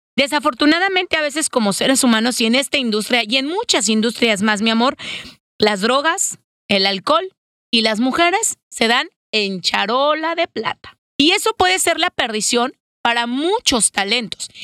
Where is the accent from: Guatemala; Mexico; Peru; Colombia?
Mexico; como mexicanos